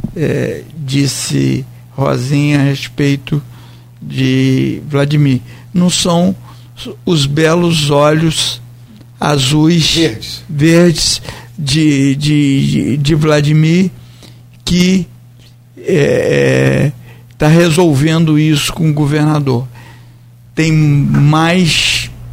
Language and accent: Portuguese; Brazil; sou brasileiro